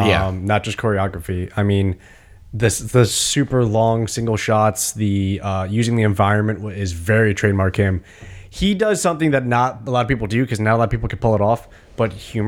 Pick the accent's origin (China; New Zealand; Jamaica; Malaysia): China; Well, I grew up in China, so I just know how to do this.